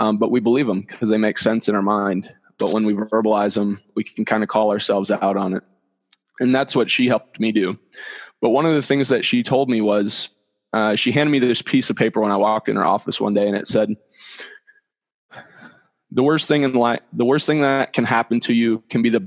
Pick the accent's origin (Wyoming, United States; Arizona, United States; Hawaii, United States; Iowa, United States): Iowa, United States; Dyersville; moved away as an adult; now in Denver, United States; I'm from Dyersville, where the Field of Dreams is